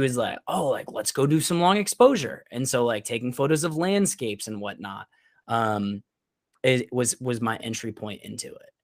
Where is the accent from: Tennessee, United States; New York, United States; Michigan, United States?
New York, United States; Syracuse; moved away as an adult; also born or lived in Teaneck, New Jersey; now in Florida, United States; I'm originally from Syracuse, New York